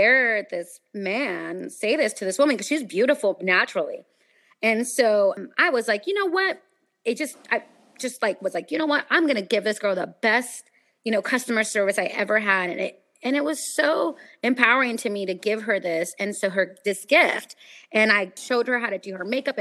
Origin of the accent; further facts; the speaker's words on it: Sacramento, California, United States; moved away as an adult; now in Los Angeles, United States; I interned for the news locally in my hometown in Sacramento